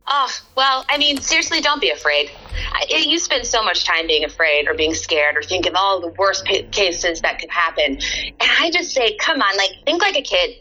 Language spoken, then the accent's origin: English; Texas, United States; moved away as an adult; also born or lived in South Dakota / Nebraska / New York; now in Pennsylvania, United States; I kind of had my whole upbringing from second grade until I graduated college in Texas